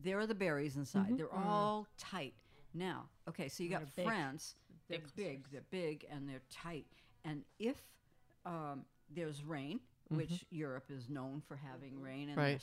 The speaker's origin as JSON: {"language": "English", "region": "Maine", "country": "United States", "moved": "yes", "lives_now": "California, United States", "said": "I'm from Maine. We have wild Maine blueberries"}